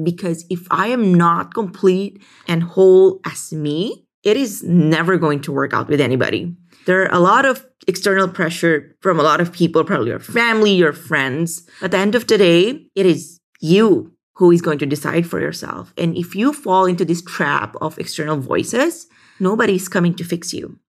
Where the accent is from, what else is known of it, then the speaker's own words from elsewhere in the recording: Philippines; growing up in the Philippines